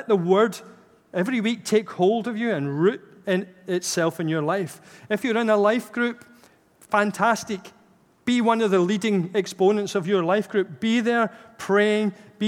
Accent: Glasgow, Scotland, United Kingdom; So for me, for example, being a Glaswegian is very much part of my identity. I was born there, and obviously I've lost the accent, but it's pretty much still very much at the core.

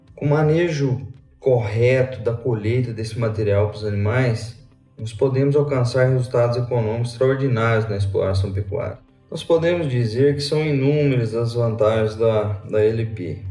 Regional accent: Lavras, Minas Gerais, Brazil; moved away as an adult; also born or lived in southern Mato Grosso do Sul; now in Mato Grosso do Sul, Brazil; sou mineiro de Lavras, formado na UFLA

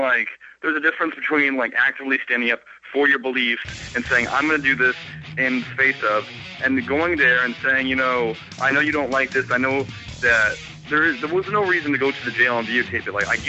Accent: Kansas, United States; I'm from Kansas

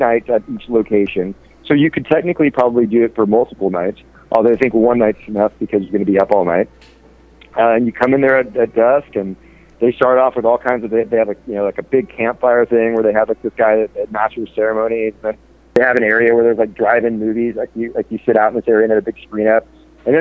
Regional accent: San Francisco Bay Area, California, United States; I grew up in the San Francisco Bay Area

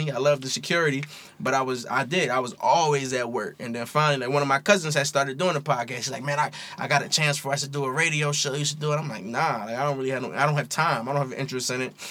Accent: Philadelphia, Pennsylvania, United States; also born or lived in Hawaii; I'm from Philly. I grew up in the Philly area

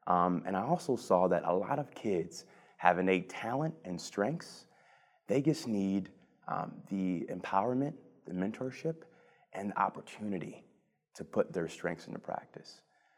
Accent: Cleveland, Ohio, United States; So I was born and raised in the Mount Pleasant neighborhood on the southeast side of Cleveland.

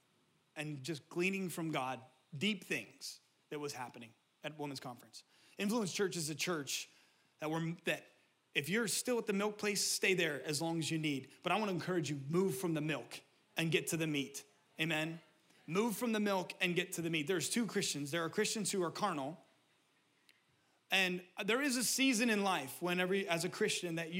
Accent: Pennsylvania, United States; now in California, United States; The people that I grew up in Pennsylvania

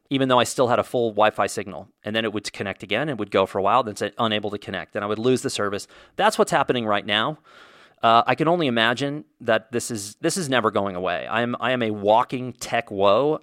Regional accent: Indiana, United States; I was born in Indiana

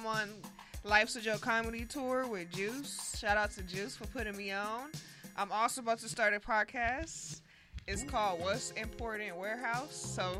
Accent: Inglewood, California, United States; I'm from Inglewood.

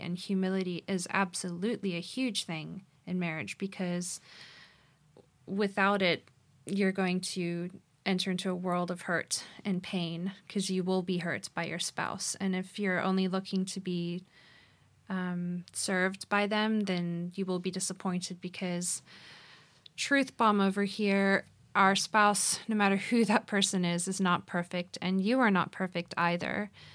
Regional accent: Cape Town, Western Cape, South Africa; moved away as an adult; also born or lived in Phoenix, Arizona; I was raised here in Cape Town, South Africa, but moved to Arizona to study

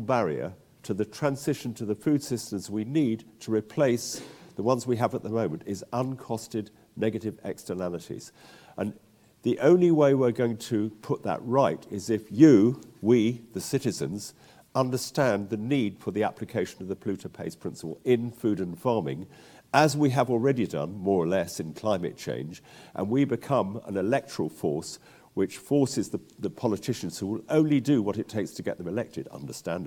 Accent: London, United Kingdom; moved away as an adult; also born or lived in West Wales; I'm a Londoner who got back to the land to West Wales in the 70s

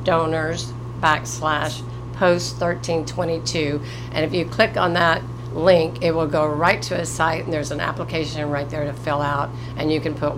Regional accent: Morrilton, Arkansas, United States; I was born and raised here in Morrilton, and I still have family members here

